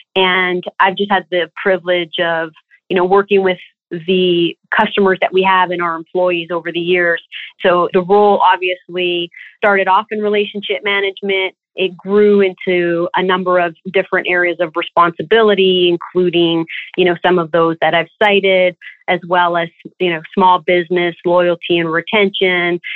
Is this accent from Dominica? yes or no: no; Toronto, Ontario, Canada; I was born and raised in Toronto